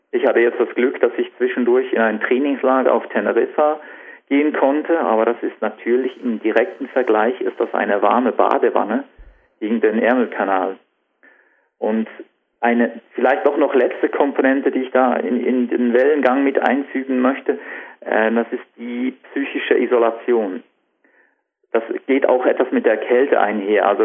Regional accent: Switzerland; Ja, das ist genau das Problem bei uns in der Schweiz.

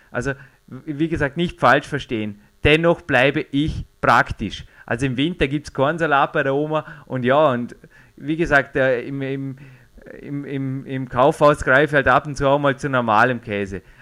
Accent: Austria; Also bei uns in Österreich gibt es einfach auch äh, sehr, sehr gute Milchprodukte

